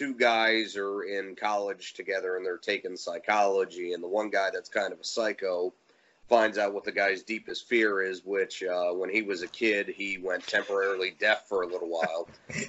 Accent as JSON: {"language": "English", "town": "Philadelphia", "region": "Pennsylvania", "country": "United States", "said": "I'm from Philly originally."}